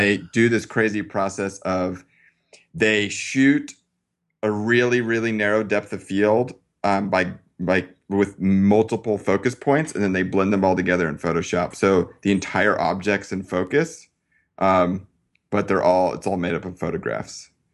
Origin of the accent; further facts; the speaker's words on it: Colorado, United States; grew up in Colorado